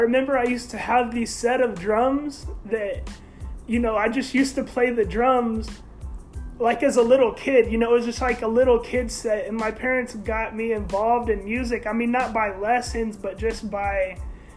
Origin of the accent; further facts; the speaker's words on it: Grapevine, Texas, United States; I am from Grapevine